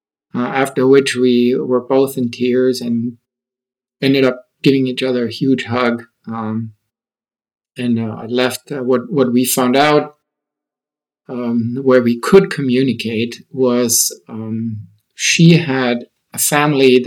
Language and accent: English; Nuremberg, Bavaria, Germany; moved away as an adult; also born or lived in Austin; I was born and raised in Germany, and Nuremberg is my hometown